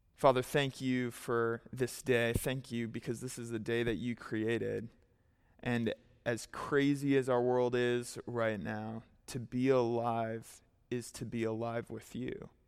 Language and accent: English; United States; As an American, uh, Christian, particularly conservative American